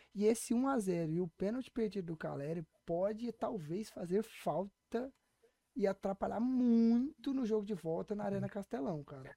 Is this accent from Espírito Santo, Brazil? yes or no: no; Goiano, Goiás, Brazil; que sou goiano, mano, goiano do pé rachado